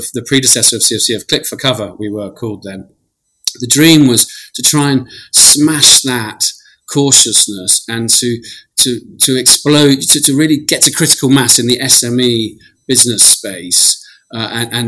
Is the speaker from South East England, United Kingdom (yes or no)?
no; London, United Kingdom; also born or lived in Israel; I grew up in Putney in London